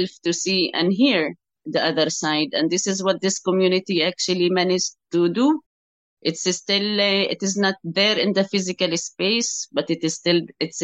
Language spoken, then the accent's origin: English; Jerusalem, Palestine; also born or lived in Bethany / Ras al-Amud; I am born to parents from East Jerusalem. My father comes from a town called Bethany